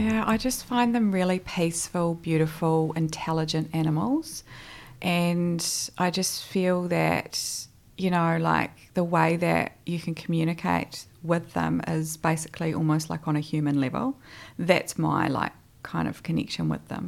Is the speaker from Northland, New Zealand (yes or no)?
no; Hamilton, Waikato, New Zealand; moved away as an adult; now in Christchurch, New Zealand; originally I'm from the North Island actually. So, I'm from Hamilton, although I like to call myself a bit of a Cantabrian nowadays because I've been here for almost 12 years